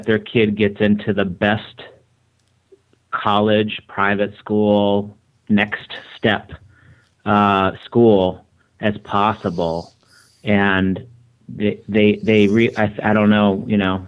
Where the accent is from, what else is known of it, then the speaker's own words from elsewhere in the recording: Michigan, United States; also born or lived in Boston area; now in Boston, United States; I was raised in Michigan. It's different than New England, and I'm out of the Boston area